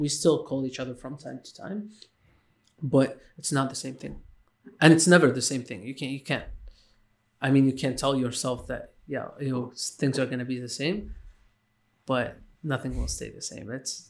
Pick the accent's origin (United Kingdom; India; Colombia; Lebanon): Lebanon; moved away; also born or lived in Iraq / Syria; I was born in Iraq, lived a bit in Syria, and then moved to Lebanon, and then I left Lebanon, which was, like, my childhood mostly was in Lebanon.